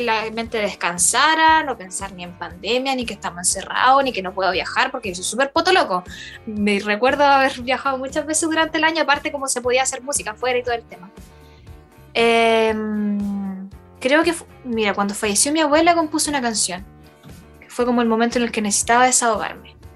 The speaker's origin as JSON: {"language": "Spanish", "town": "Hualpén", "region": "Biobío", "country": "Chile", "said": "Yo soy de Hualpén"}